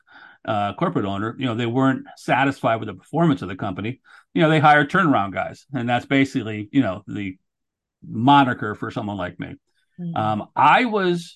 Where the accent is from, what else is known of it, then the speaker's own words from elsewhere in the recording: New Haven, Connecticut, United States; I grew up in Connecticut, right on, on New Haven